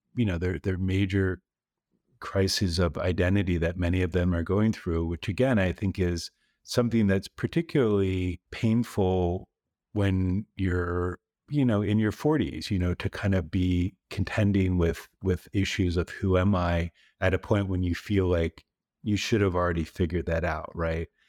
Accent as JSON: {"language": "English", "region": "East Coast", "country": "United States", "tie": "born or raised there", "moved": "as an adult", "lives_now": "Texas, United States", "said": "I grew up on the East Coast."}